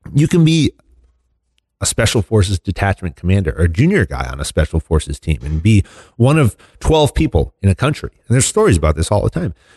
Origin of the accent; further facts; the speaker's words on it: United States; fortunate enough to grow up in this country